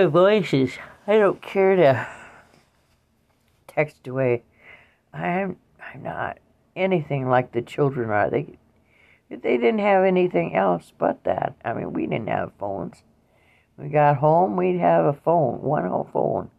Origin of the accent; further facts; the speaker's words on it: Waukon, Iowa, United States; my hometown was in Iowa, in Waukon, Iowa